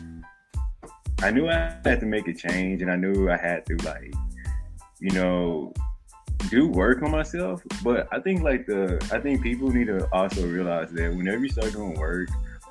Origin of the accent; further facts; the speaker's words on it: Southeast Texas, United States; accent: southern; moved away as an adult; also born or lived in Dallas, Texas; now in New York, United States; I'm originally born in Dallas, Texas. Grew up in Southeast Texas. And lived in Texas my whole life